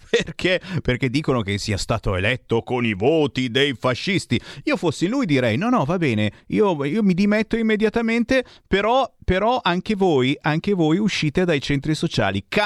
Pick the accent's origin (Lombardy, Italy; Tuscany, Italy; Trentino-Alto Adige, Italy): Tuscany, Italy; sono toscano anch'io